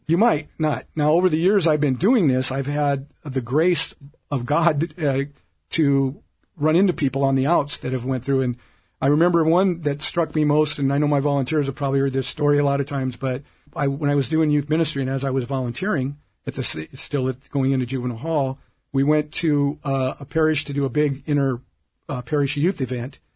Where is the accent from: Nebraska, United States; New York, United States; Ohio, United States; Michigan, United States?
Nebraska, United States; Omaha; now in Orange County, United States; I grew up in Omaha, Nebraska